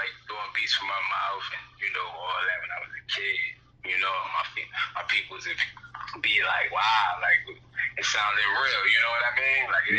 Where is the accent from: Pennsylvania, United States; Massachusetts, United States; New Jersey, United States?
Pennsylvania, United States; Philadelphia; I'm from Philadelphia.